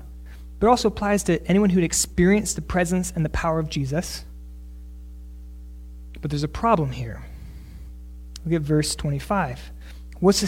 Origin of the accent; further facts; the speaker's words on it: Northeast, United States; moved away; also born or lived in South Texas; I'm from the Northeast